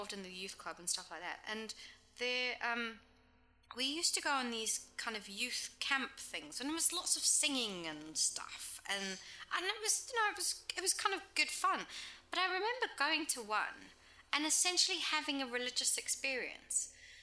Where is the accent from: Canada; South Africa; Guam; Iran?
South Africa; also born or lived in England; now in New Zealand; I grew up in South Africa